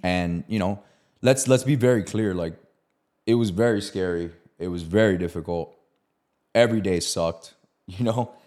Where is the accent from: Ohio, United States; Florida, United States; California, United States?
Florida, United States; Miami; I'm from Miami